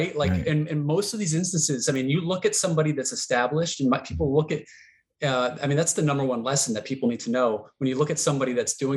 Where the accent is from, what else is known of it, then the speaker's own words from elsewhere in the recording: Connecticut, United States; moved away as an adult; also born or lived in Vermont; summers, I was back in Connecticut.